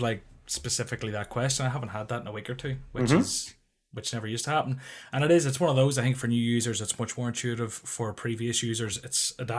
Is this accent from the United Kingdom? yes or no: yes; Northern Ireland, United Kingdom; I'm from Northern Ireland, deal with it.